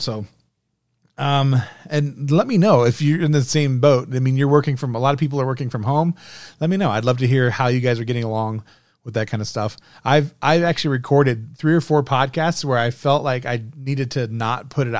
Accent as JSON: {"language": "English", "country": "Germany", "tie": "born or raised there", "said": "I grew up in part in, because my dad was in the army. I grew up in Germany."}